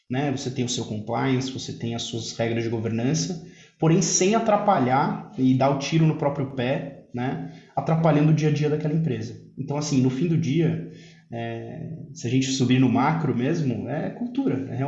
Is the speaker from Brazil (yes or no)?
no; Italy; O, o italiano, a gente sabe, eu, eu sou, sou italiano, tenho, tem um sangue, um sangue emocional